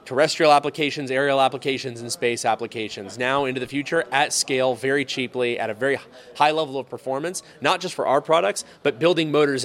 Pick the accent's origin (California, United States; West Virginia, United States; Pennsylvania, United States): California, United States; now in Indiana, United States; I'm from California.